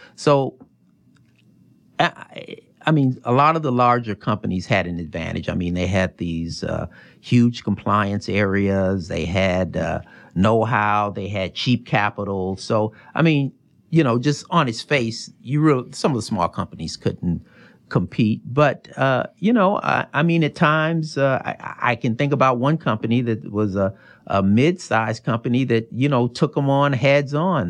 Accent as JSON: {"language": "English", "town": "Chicago", "region": "Illinois", "country": "United States", "tie": "born or raised there", "also_born_or_lived": "Virginia / North Carolina / Des Moines, Iowa", "moved": "as an adult", "said": "when I was six, we moved to Chicago"}